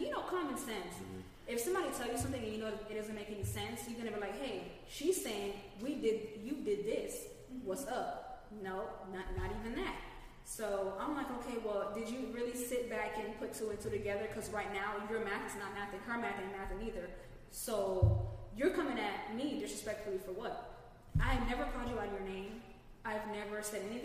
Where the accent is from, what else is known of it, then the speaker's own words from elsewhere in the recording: Florida, United States; I'm from Florida